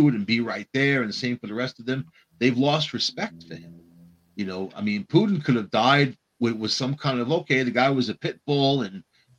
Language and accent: English; Rockville Centre, New York, United States; I grew up on Long Island, man, New York City